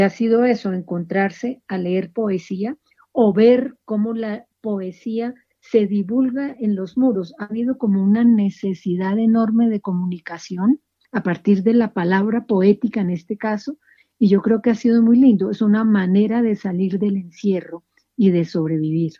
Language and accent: Spanish; Colombia; nosotros como colombianos crecimos con, con la muerte amenazando en todas partes